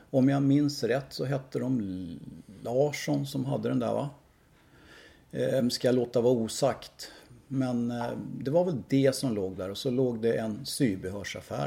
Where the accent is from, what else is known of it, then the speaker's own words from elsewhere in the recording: Tyresö, Stockholm County, Sweden; also born or lived in Södermalm, Stockholm / Trollbäcken; jag är ju uppvuxen i Bollmora